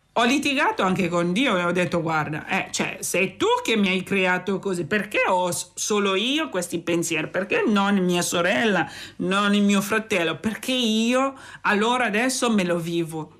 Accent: Centre, Cameroon; Italian is a second language; moved away as an adult; now in Imola, Italy; Vengo dal Camerun e sono in Italia da dieci anni.

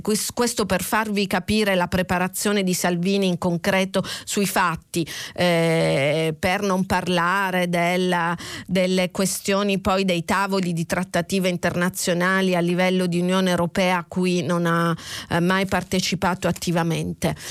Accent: Catania, Sicily, Italy; da catanese, da, eh, quindi Sicilia orientale a un passo da casa mia

